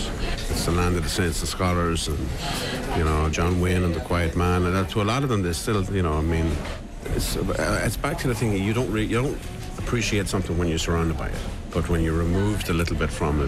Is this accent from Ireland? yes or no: yes; Ireland; moved away; also born or lived in New York; being Irish and born in Ireland